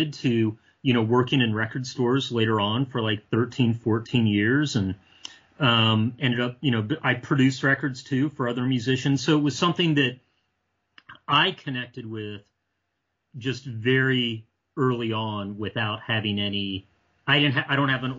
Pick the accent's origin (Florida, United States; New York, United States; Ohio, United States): Ohio, United States; but I grew up mostly in Ohio. And so a couple years of my childhood was living outside of Cleveland